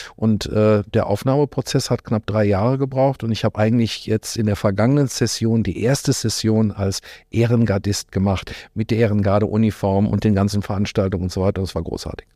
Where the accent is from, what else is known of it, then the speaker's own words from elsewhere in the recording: North Rhine-Westphalia, Germany; moved away as an adult; also born or lived in Lippstadt / Australia; now in Cologne, Germany; als Ostwestfale